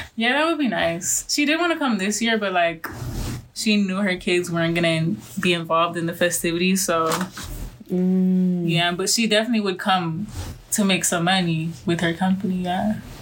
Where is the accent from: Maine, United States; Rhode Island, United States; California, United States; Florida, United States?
Florida, United States; Miami; I'm from Miami, Florida